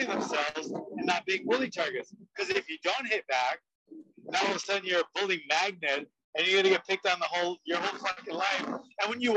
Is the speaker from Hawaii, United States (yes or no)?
yes; Honolulu, Hawaii, United States; I grew up in the Kaju Kempo world in Honolulu, Hawaii